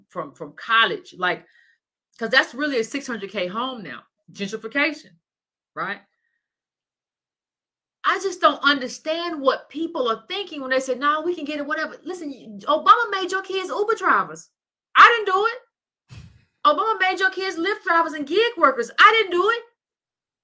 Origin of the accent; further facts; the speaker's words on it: Decatur, United States; I grew up in Decatur. That's where I went to school